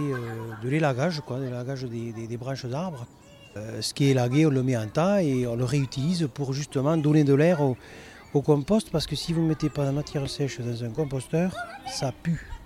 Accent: Aveyron, Occitania, France; moved away; Je suis né dans l'Aveyron et j'ai grandi avec des vaches, des cochons

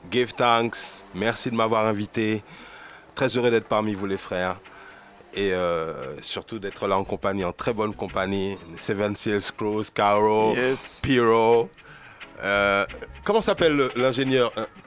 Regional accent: Martinique; j'ai ensuite pu voir la réalité de ce mouvement, de ce que ça représentait en Martinique.

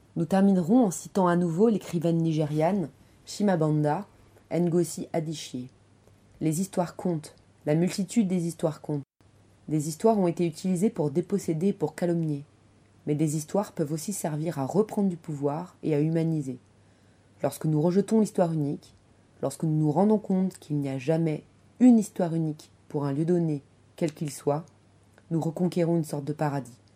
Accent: Paris suburbs, Île-de-France, France; je suis née en banlieue parisienne, je suis franco-malgache

